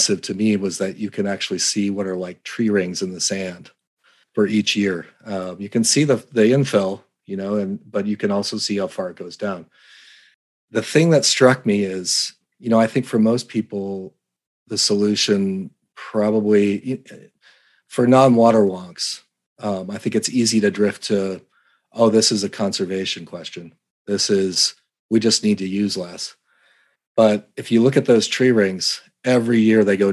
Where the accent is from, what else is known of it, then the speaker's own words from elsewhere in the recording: Colorado, United States; moved away; also born or lived in California / Arizona; I grew up in Colorado